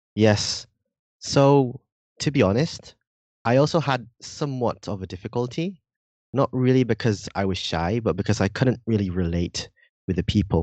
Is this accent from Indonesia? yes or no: yes; Indonesia; accent: a bit British; first language Indonesian; moved away as an adult; also born or lived in United Kingdom; now in Japan; I was born in Indonesia, right? I was, uh, raised there, but I also had, uh, my childhood in Britain.